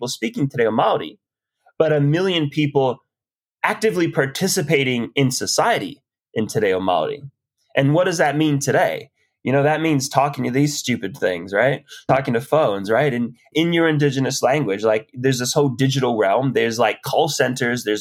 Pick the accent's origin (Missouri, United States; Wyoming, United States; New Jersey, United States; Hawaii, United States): Hawaii, United States; now in Aotearoa (New Zealand); I'm Hawaiian.